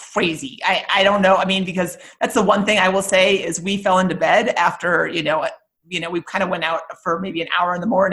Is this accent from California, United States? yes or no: no; Minnesota, United States; moved away; also born or lived in New Mexico; I grew up in Minnesota. So I grew up skiing, skating, rollerblading